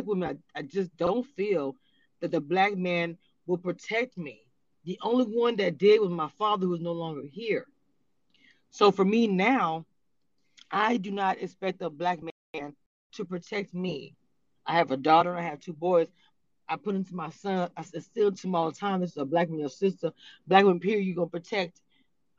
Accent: Louisiana, United States; I'm from Louisiana

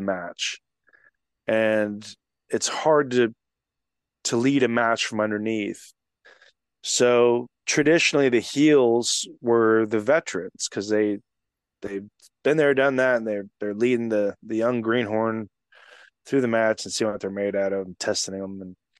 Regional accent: Texas, United States; that are from Texas

